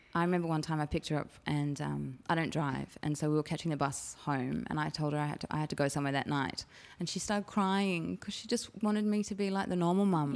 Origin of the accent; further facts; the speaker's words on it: Chatswood, New South Wales, Australia; I grew up in Chatswood